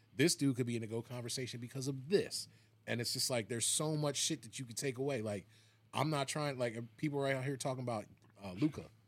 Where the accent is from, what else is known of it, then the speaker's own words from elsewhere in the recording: Philadelphia suburbs, Pennsylvania, United States; I grew up in the suburbs